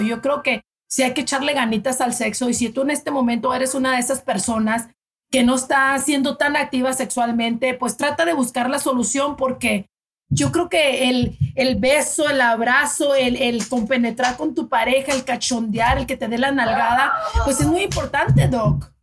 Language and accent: Spanish; Delicias, Chihuahua, Mexico; mexicana de Chihuahua y ay, de delicias de un pueblito chiquito, ciudad chiquita